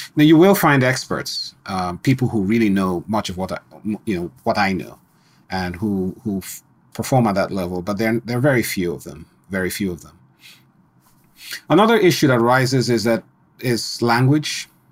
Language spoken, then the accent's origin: English; Nigeria; moved away; also born or lived in Colorado, United States; I grew up in Nigeria, Yeah, even though I was born in Colorado. Grew up in Nigeria